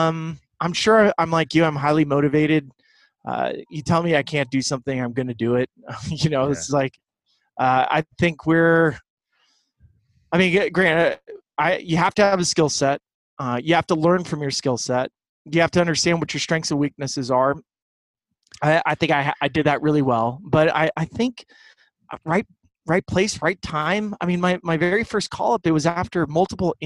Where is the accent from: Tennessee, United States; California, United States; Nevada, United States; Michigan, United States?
California, United States; Santa Barbara; I grew up in Santa Barbara. I grew up in a little coastal town